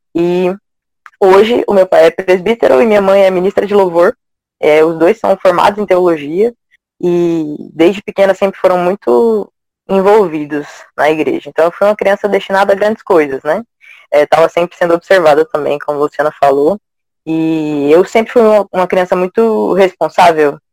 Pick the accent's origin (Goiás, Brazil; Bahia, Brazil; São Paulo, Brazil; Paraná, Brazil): Goiás, Brazil; Goiânia; now in Recife, Brazil; lá em Goiânia, que é minha terrinha natal. Hoje eu moro em Recife